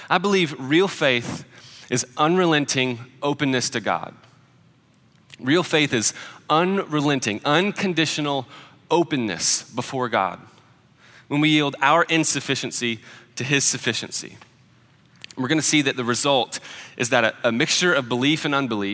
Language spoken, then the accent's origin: English; Nashville, Tennessee, United States; Nashville. I got to get out of my hometown